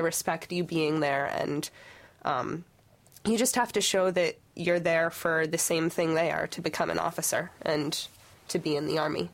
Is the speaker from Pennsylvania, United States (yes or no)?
yes; Pennsylvania, United States; moved away as an adult; I'm from Pennsylvania